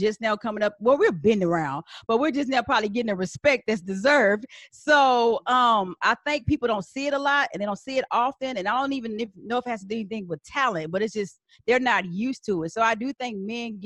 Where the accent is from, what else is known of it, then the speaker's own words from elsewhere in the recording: San Antonio, Texas, United States; moved away as an adult; also born or lived in Washington, D.C.; now in Atlanta, United States; I'm from San Antonio, specifically Texas.